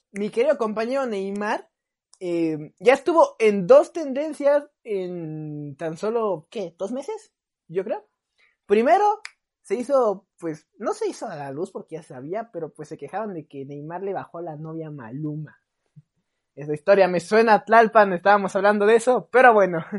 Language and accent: Spanish; Brazil; yo soy brasileño